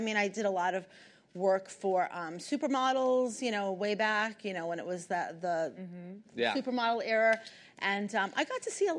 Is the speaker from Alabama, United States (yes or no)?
no; New York City, New York, United States; I didn't come from any money. I was born and raised in the Bronx.